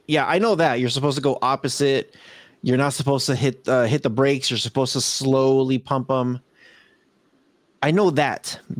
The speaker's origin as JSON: {"language": "English", "region": "California", "country": "United States", "said": "I'm from California."}